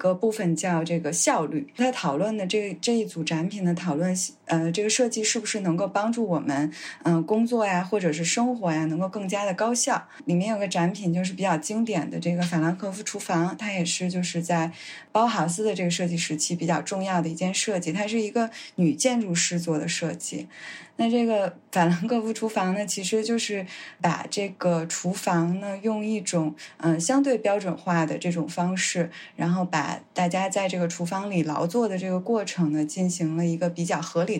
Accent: Beijing, China; accent: Beijing accent (京腔); 说话有点儿，有点儿这种就是京腔的，就是我

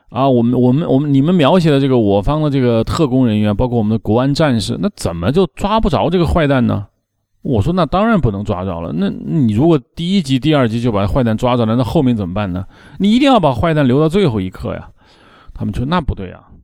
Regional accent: China; 我们中国人

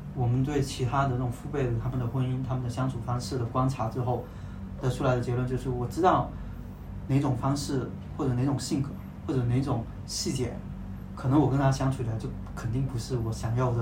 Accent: Guangdong, China; 因为我们都是潮汕人啊

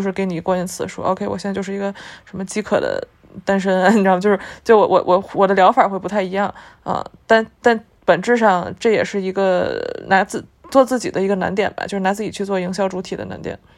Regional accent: Beijing, China; moved away as an adult; now in Shanghai, China; 我本身是一个北京本地人，就是我是一个在北京长大

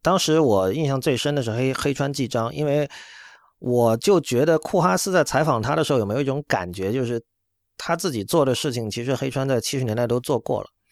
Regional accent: China; 我作为一个中国人

